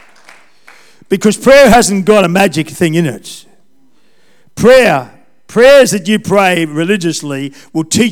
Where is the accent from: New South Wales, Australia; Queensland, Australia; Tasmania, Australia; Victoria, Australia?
New South Wales, Australia; Taree; I was brought up in Taree, I went to school there